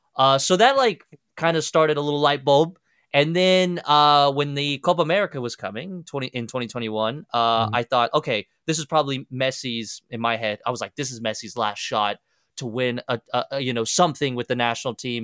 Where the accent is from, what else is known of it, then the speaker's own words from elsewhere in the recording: Kansas, United States; also born or lived in Argentina; while I was growing up in Kansas